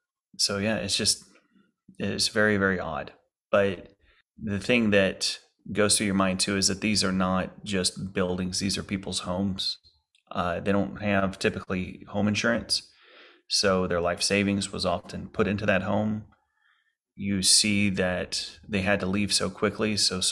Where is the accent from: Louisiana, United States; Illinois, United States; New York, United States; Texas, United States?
Louisiana, United States; Lake Charles; home was hit in Lake Charles, Louisiana, by Hurricane Laura and then Hurricane Delta. So my city, my hometown city, just got hit so hard.